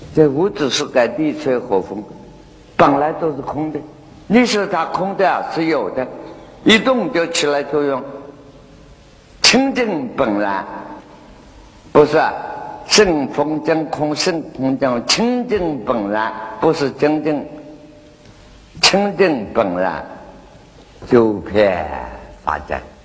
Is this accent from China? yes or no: yes; China; 我们中国人啊